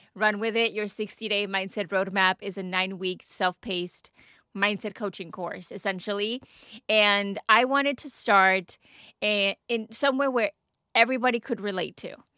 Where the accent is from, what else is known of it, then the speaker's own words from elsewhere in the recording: Texas, United States; moved away as an adult; also born or lived in Dubai; now in United Kingdom; I am from Texas and we get beautiful sunny weather year round